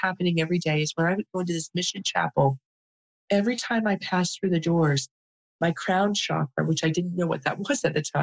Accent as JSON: {"language": "English", "town": "Cincinnati", "region": "Ohio", "country": "United States", "tie": "born or raised there", "also_born_or_lived": "California", "moved": "yes", "said": "I grew up in Cincinnati, Ohio."}